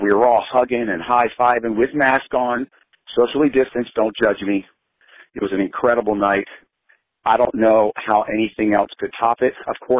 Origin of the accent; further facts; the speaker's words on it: Tampa, Florida, United States; now in Sarasota, United States; I live in Sarasota. I was born and raised in Tampa.